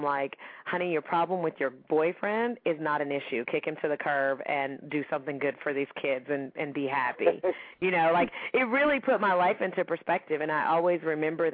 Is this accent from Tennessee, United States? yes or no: yes; Gallatin, Tennessee, United States; I grew up in Nashville, Tennessee, and small town, well, actually a small town outside of Nashville called Gallatin, Tennessee.